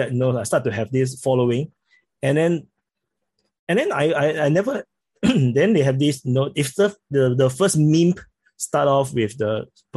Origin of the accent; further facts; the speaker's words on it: Singapore; accent: Singaporean; I'm very surprised by the support I get from the channel because I speak with a Singaporean accent.